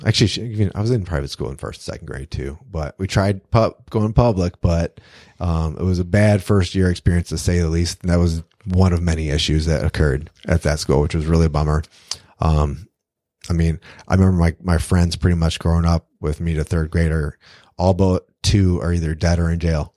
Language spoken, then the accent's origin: English; Detroit, Michigan, United States; growing up in Detroit